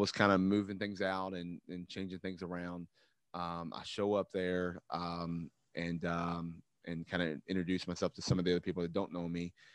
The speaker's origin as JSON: {"language": "English", "town": "Louisville", "region": "Kentucky", "country": "United States", "tie": "born or raised there", "said": "growing up in Louisville"}